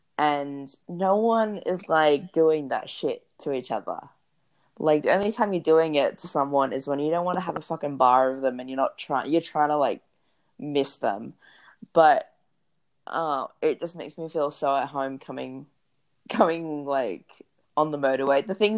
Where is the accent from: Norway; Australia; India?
Australia; being an Australian Samoan, like, I've not always, like, felt that way because I'm like, I was raised here just like you cunts, like, you know what I mean? And so I wasn't gonna let anyone invalidate my Australianism